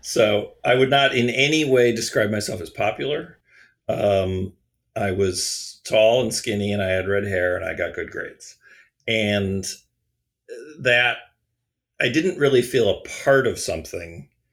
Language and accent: English; Pewaukee, Wisconsin, United States; I was growing up in Pewaukee, Wisconsin